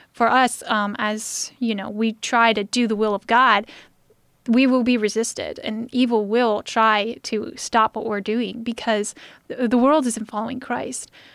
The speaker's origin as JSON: {"language": "English", "country": "United States", "said": "As an American, I'm very comfortable with where I live"}